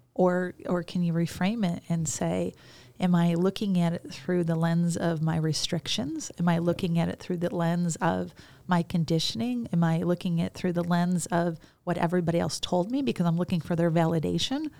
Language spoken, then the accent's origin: English; Chicago, Illinois, United States; I grew up in Chicago.